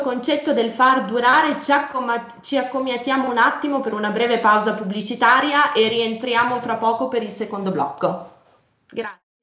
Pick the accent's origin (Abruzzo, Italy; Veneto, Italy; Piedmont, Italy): Piedmont, Italy; Io sono piemontese